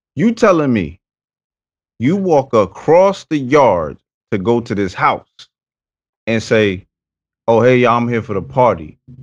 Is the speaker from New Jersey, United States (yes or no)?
yes; Paterson, New Jersey, United States; I'm from Patterson, New Jersey.